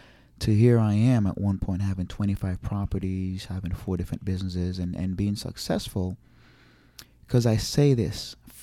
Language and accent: English; Jamaica; I have an accent. I'm from Jamaica. I can't do it.